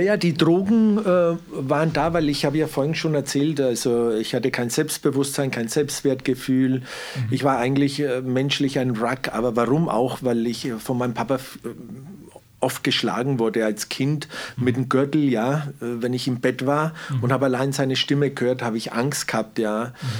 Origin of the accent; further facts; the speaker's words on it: Southern Italy, Italy; also born or lived in Wendelstein; now in Germany; ich komme ja aus Süditalien